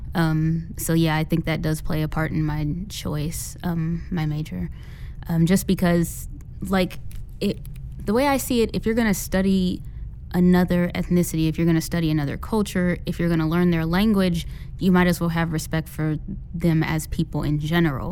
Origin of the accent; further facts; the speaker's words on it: Indianapolis, Indiana, United States; I'm from Indianapolis, Indiana